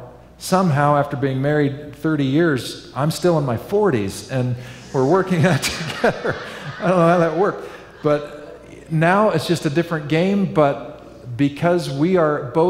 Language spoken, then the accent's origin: English; Kansas, United States; now in Northern California, United States; I grew up in Kansas